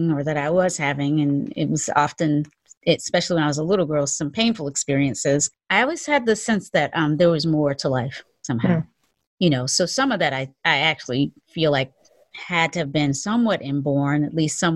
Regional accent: the South, United States; We were both born and raised in the South

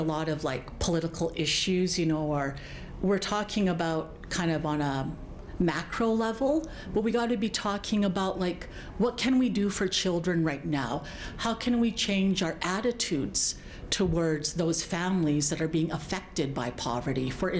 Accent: Blood Reserve, Alberta, Canada; now in Lethbridge, Canada; I live in Lethbridge, but I'm from the Blood Reserve

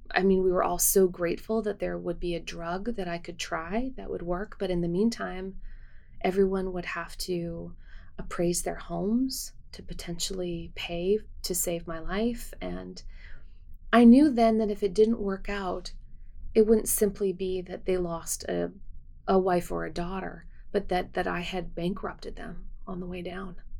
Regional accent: Winnipeg, Manitoba, Canada; now in United States; my hometown and of Winnipeg

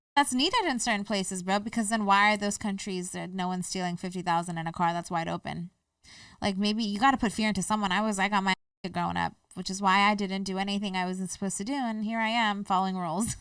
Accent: United States; I'm an American. I identify as Afghan American. And, you know, I was born here

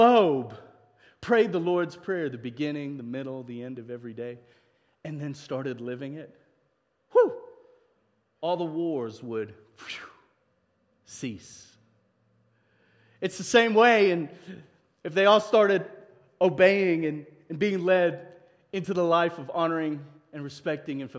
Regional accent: South Africa; now in United States; as a South African, when we came over to immigrate

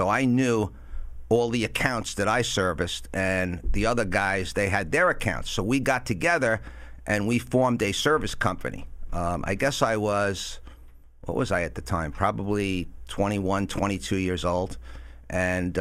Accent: New York City, New York, United States; also born or lived in Syosset, Long Island / Oyster Bay; I grew up in Queens initially, from Astoria, Queens. Moved out to Long Island, Syosset, when I was in fifth grade

